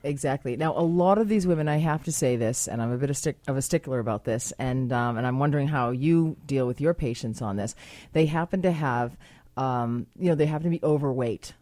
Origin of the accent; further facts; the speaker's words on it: United States; now in Canada; I am American as well